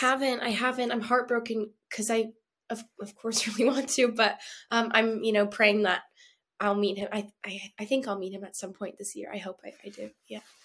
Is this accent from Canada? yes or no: yes; Canada; I'm Canadian